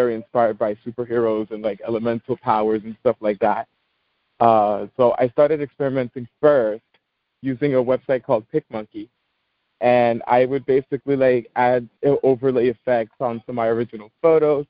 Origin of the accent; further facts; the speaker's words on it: New York City, New York, United States; I'm from the Bronx, born and raised